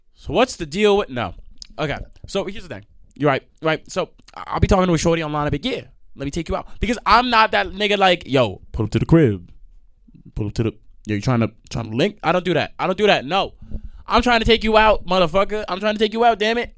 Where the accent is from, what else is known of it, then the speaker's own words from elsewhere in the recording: New York, United States; I'm from New York